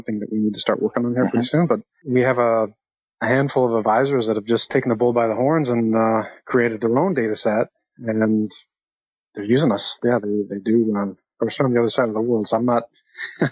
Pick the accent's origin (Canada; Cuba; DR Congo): Canada; now in Atlanta, United States; I'm Canadian also and living in Atlanta